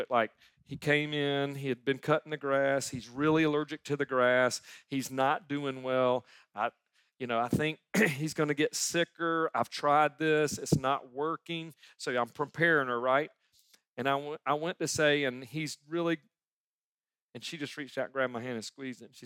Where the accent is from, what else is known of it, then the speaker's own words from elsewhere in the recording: Sumter, South Carolina, United States; 1996. I moved back to my hometown of Sumter, South Carolina, and I was setting up louder family practice, family doctor in my hometown.